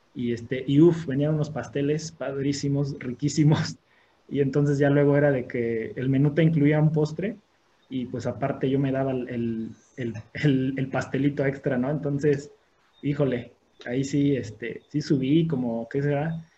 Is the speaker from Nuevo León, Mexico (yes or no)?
no; Orizaba, Veracruz, Mexico; aquí en, la ciudad de, en la ciudad de Orizaba